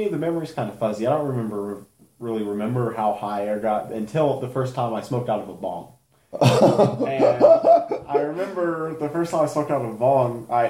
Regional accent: Colorado Springs, Colorado, United States; I was born in Colorado Springs.

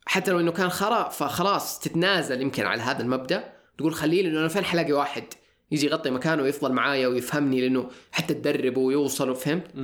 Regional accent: Saudi Arabia; انا انا كسعودي

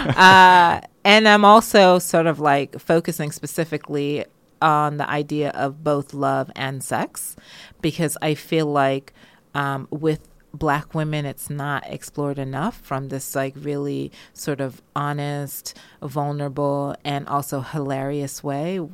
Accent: United States; also born or lived in Jamaica; now in United Kingdom; I grew up um, with African-American culture and history

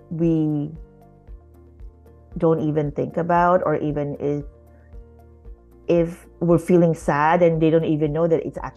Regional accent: Philippines; now in Canada; raising my children, um, as Filipino Canadian immigrants.

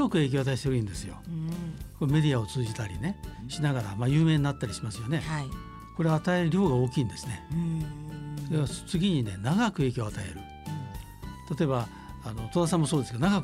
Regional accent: Nakatsu, Oita, Japan; moved away; これ私の田舎だから言うんじゃないんですけどね。

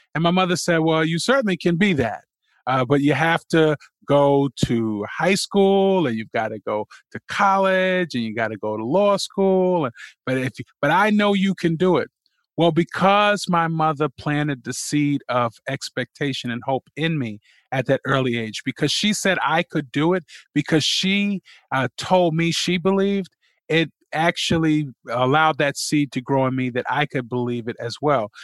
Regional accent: New York City, New York, United States; I was born, uh, and raised in Jamaica, Queens

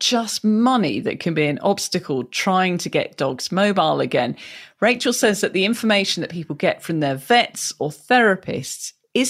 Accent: United Kingdom; I am a Brit

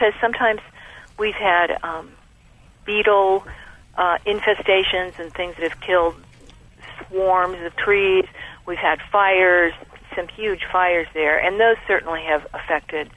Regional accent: California, United States; I'm from California

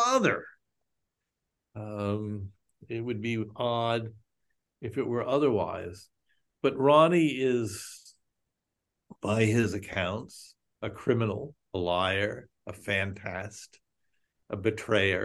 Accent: United States; Speaking as an American Jew

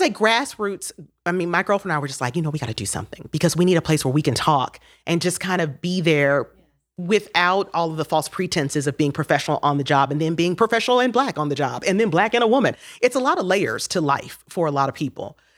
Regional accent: Miami, Florida, United States; moved away as an adult; now in Knoxville, United States; I'm from Miami, so my free internship in Miami worked out 'cause I was still at my parents' house

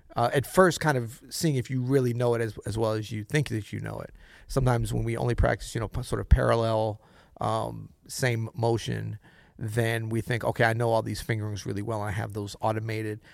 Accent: Florida, United States; Florida, what you know about Florida? My home state

